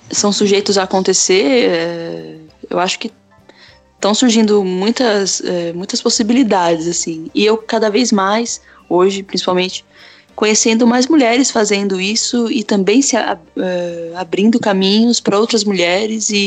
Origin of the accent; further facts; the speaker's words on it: São Paulo, Brazil; born there; now in Jundiaí, Brazil; Eu nasci em São Paulo, mas eu faz três, quatro anos que eu tô morando em Jundiaí, que é tipo uma extensão de trem de, de São Paulo